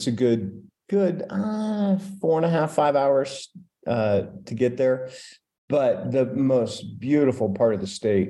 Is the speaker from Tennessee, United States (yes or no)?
no; Denver, Colorado, United States; I grew up in Denver. I never thought I would stay there, but after college, I moved back